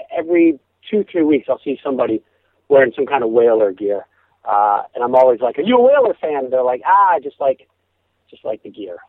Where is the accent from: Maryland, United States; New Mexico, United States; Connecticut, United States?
Connecticut, United States; Simsbury; now in Los Angeles, United States; I grew up in Connecticut